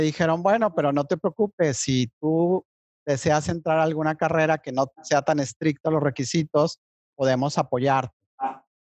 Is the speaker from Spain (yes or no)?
no; Monterrey, Nuevo León, Mexico; also born or lived in Mexico City; yo soy nacido en Ciudad de México, pero pues he vivido desde los tres años y medio aquí en Monterrey